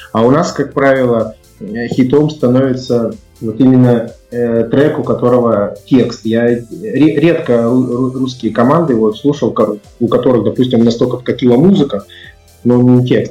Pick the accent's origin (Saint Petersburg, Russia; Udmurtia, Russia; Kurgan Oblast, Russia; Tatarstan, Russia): Kurgan Oblast, Russia; Kurgan; moved away; Я и сам из Кургана